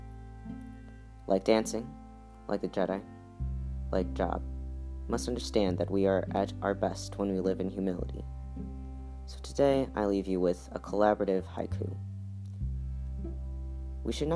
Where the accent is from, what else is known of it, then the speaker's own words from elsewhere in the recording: United States; I'm American.